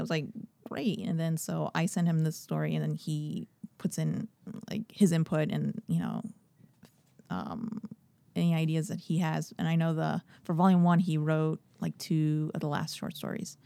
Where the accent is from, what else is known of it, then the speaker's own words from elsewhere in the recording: Miami, Florida, United States; I was born in Miami